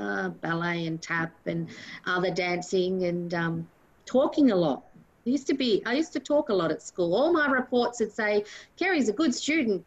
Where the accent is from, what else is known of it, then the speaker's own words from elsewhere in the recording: Sunbury, Victoria, Australia; also born or lived in Ormond; I grew up in Sunbury.